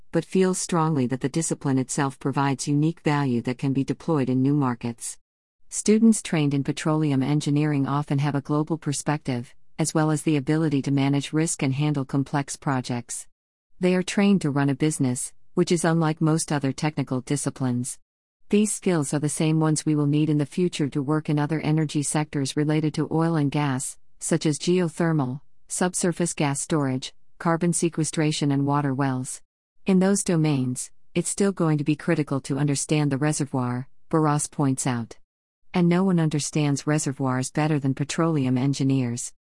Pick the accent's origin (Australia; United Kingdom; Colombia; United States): Colombia; moved away; my home country is, I am fortunate that I can visit Colombia quite frequently